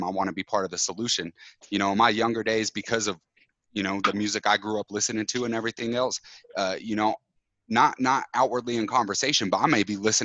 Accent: Utah, United States; moved away as an adult; I grew up in Utah until I was, you know, 23, 24

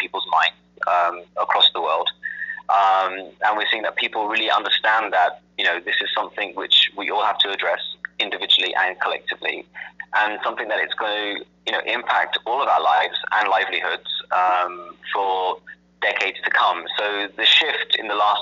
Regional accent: England, United Kingdom; also born or lived in London; I was born and raised in England. Two parents of Indian ancestry, and went to school and college, university in London.

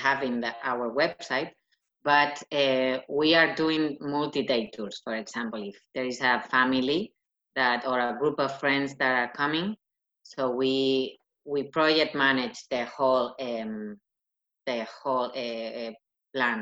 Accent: Madrid, Community of Madrid, Spain; English is a second language; now in Ireland; I come from Madrid, so it's not a small city

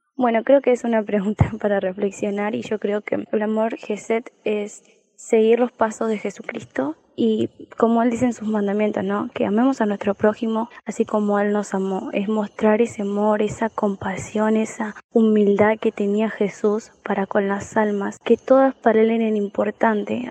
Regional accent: Argentina; de Argentina

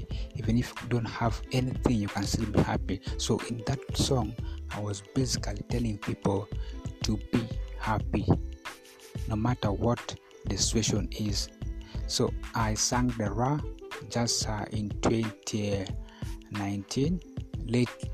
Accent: Koboko, Northern Region, Uganda; now in Arua, Uganda; I was selected from Koboko to represent Kakwa

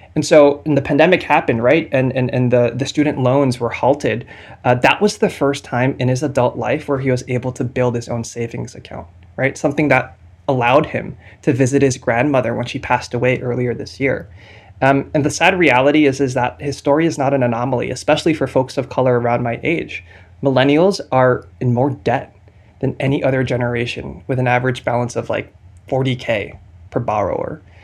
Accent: New Jersey, United States; moved away; I'm from New Jersey. Uh, I'm, I'm a product of New Jersey Public Schools

